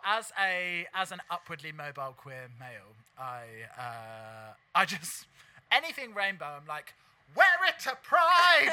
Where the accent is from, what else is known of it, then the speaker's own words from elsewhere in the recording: London, United Kingdom; my hometown look, I would definitely go like straight up 80s Camden punk